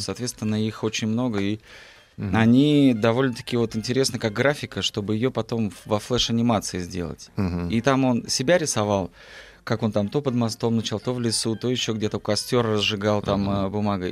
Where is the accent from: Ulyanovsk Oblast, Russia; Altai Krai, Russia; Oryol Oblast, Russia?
Altai Krai, Russia; moved away; я родился на Алтае